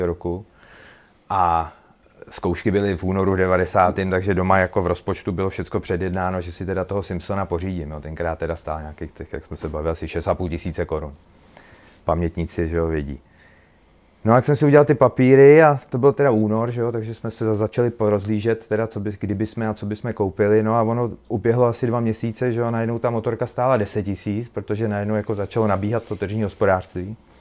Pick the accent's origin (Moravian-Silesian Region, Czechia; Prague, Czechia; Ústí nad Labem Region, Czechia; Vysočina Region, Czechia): Ústí nad Labem Region, Czechia; Bílina; now in Most, Czech Republic; jsem z Bíliny, původně z Bíliny, teď žiju v Mostě